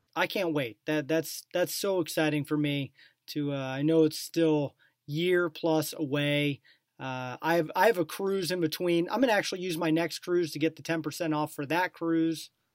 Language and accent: English; Omaha, Nebraska, United States; moved away; from Omaha, so I, I like it. I like going back to my hometown.